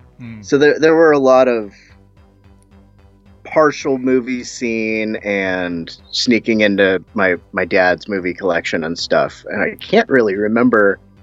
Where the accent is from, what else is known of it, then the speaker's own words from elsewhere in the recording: United States; I'm American.